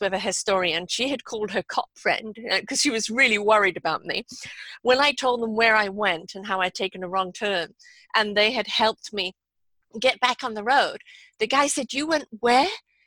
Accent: South Africa; accent: South African; moved away as an adult; also born or lived in Maryland; my South African accent

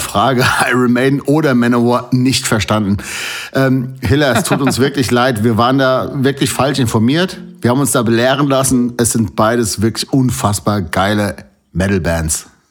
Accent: North Rhine-Westphalia, Germany; now in Hesse, Germany; ich bin in Nordrhein-Westfalen geboren

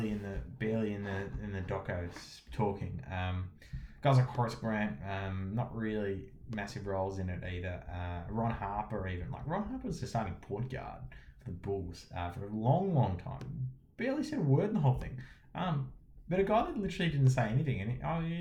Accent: Australia; as an Aussie

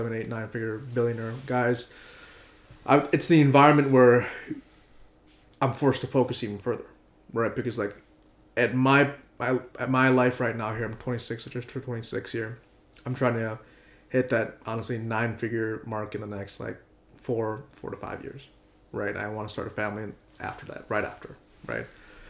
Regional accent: Malaysia; Other locations are Malaysia, because I'm also Malaysian.

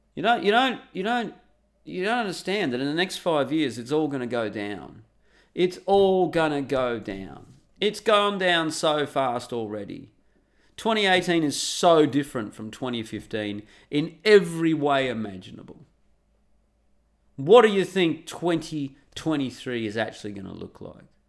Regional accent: Australia; I'm an Aussie

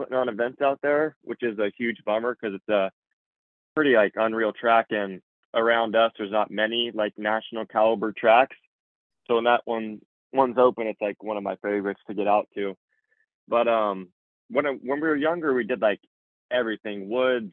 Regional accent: Hollister, California, United States; from Hollister, California

